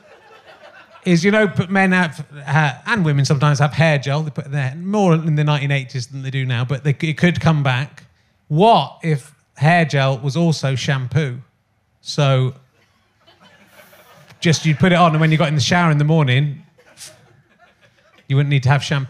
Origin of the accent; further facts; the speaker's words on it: Somerset, South West England, United Kingdom; I'm also from Somerset